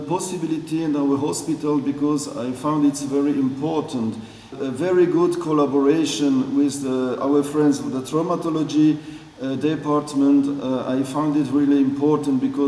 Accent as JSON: {"language": "English", "country": "Belgium", "also_born_or_lived": "Switzerland", "second_language": "English", "moved": "as an adult", "lives_now": "Basel, Switzerland", "said": "I'm originated from Belgium, and I live in Switzerland now since nearly 25, 30 years"}